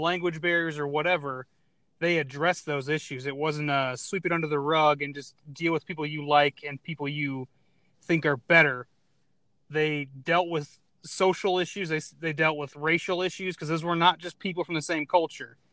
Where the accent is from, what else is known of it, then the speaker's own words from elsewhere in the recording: Arizona, United States; I'm from Arizona